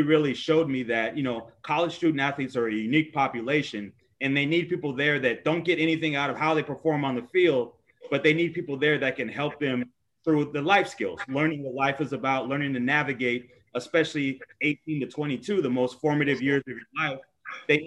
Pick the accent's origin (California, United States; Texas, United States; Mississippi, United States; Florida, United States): California, United States; Los Angeles; also born or lived in New Jersey; I moved to LA when I was 3. So I was basically raised, most of my life has been in LA. So I'm a LA kid for the most part